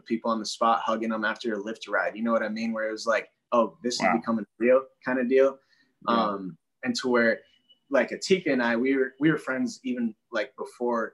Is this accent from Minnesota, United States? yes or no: yes; Minneapolis, Minnesota, United States; I'm from Minneapolis, St. Paul, Twin Cities.